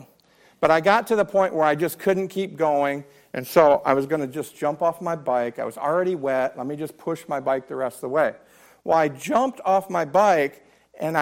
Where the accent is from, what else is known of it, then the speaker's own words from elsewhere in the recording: Blissfield, Michigan, United States; moved away; my hometown of Blissfield, Michigan, we had the Raisin River.